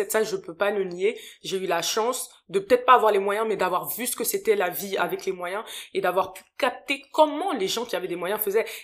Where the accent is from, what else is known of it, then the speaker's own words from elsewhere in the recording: France; born there; C'est mes parents qui ont immigré en France. Ils sont venus à la fin des années 90 et euh, moi je suis née en France pour le coup